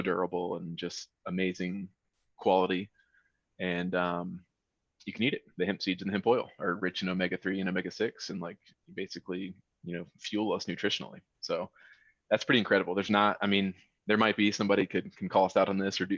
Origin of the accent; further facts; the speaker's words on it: North Carolina, United States; now in Colorado, United States; I'm from North Carolina